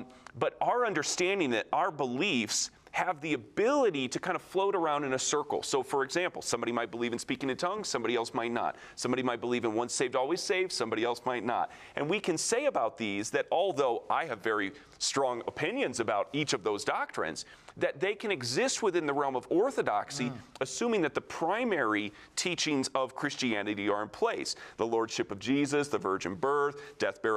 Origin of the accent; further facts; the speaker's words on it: near Lake Michigan, Midwest, United States; I grew up near Lake Michigan